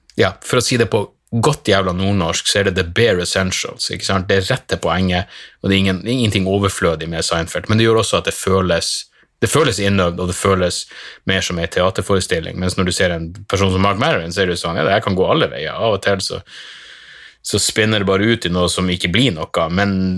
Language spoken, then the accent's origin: Norwegian; Narvik, Nordland, Norway; hjembyen min i Narvik